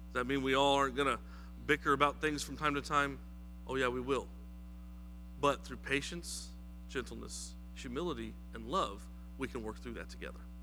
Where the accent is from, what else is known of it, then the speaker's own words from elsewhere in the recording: New Mexico, United States; now in South Carolina, United States; I am from New Mexico